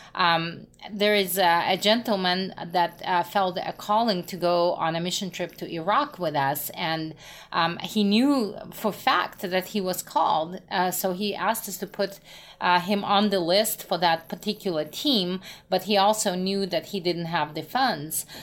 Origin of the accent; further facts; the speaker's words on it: Russia; moved away; also born or lived in Moscow, Russia; I'm originally from Russia